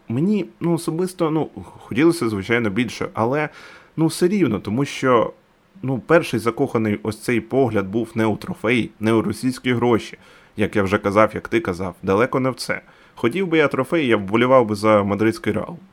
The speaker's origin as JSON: {"language": "Ukrainian", "town": "Dnipro", "region": "Dnipropetrovsk Oblast", "country": "Ukraine", "said": "Я з Дніпра."}